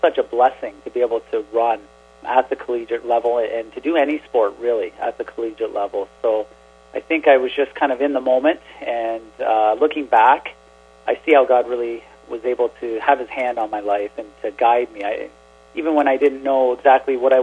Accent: Brantford, Ontario, Canada; also born or lived in Imlay City, Michigan; I grew up in Brantford, Ontario

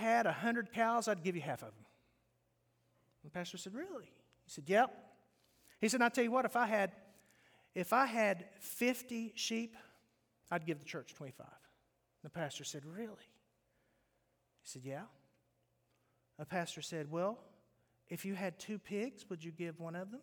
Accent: West Virginia, United States; moved away; I grew up in West Virginia

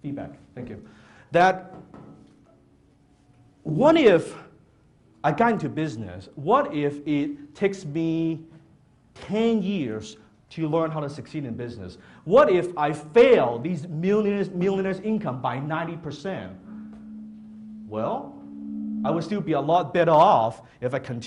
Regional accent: Hong Kong; English is a second language; now in Canada; I was born in Hong Kong

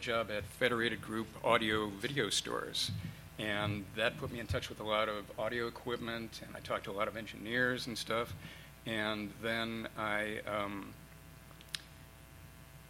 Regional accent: Parma Heights, Ohio, United States; moved away; A little town outside of Cleveland

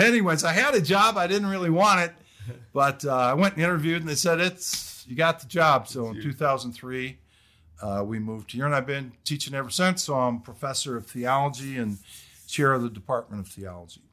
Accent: Detroit, Michigan, United States; moved away as an adult; also born or lived in Kentucky / New Jersey; I'm originally from Michigan, Detroit area.

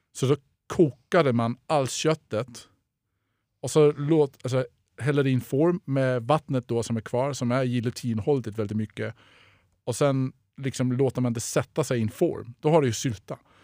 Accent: Denmark; first language Danish; Swedish is a second language; now in Sweden; jag är tidigare kock, jag är från Danmark

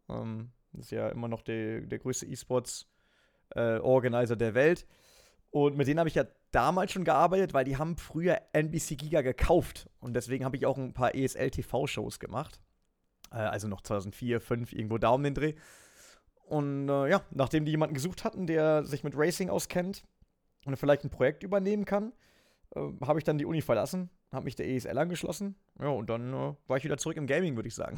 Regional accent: Germany; ich bin an der Grenze aufgewachsen

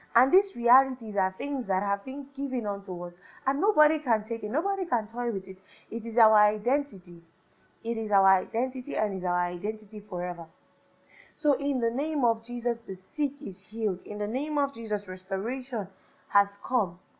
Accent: Nigeria; I'm Nigerian. No matter what I do, I'm Nigerian

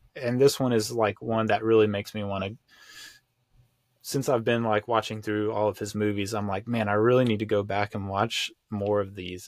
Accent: United States; here in America, like, as an American

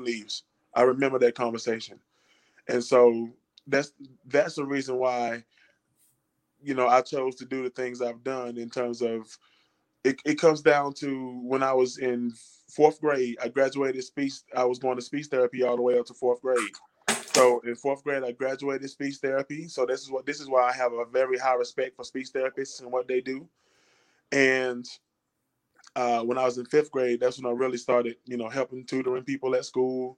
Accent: Durham, North Carolina, United States; moved away as an adult; now in Asheville, United States; I hail from Durham, North Carolina, originally

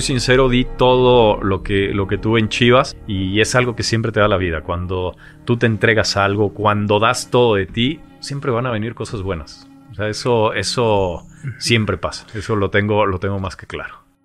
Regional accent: Mexico City, Mexico; moved away as an adult; nazco en la Ciudad de México. Nací en la, en la Ciudad de México

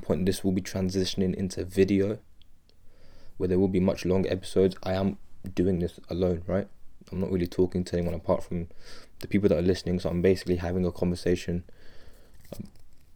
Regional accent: United Kingdom; I'm British. I'm speaking from the United Kingdom.

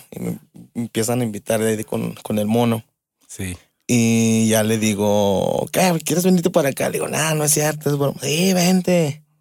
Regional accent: Aguascalientes, Mexico; sí, de aquí de Huitas.

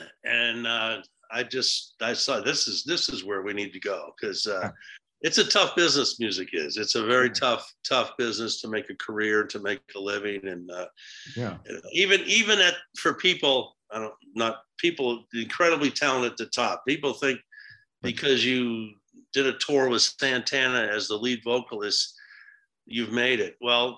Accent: New Hampshire, United States; In a little town in New Hampshire.

